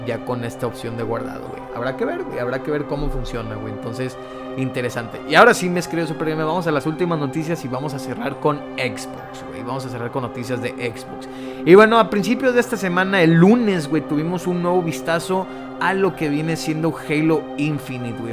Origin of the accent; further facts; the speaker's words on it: Mexico; soy mexicano